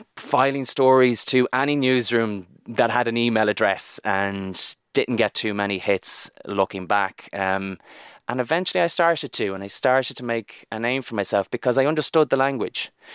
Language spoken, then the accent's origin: English; Barna, Connacht, Ireland; I'm from Barna in, in Galway